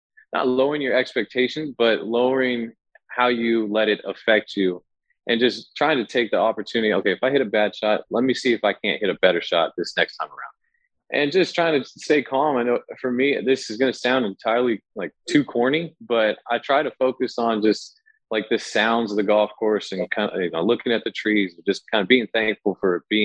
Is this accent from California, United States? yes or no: yes; Fairfield, California, United States; now in Sacramento, United States; I grew up in Fairfield.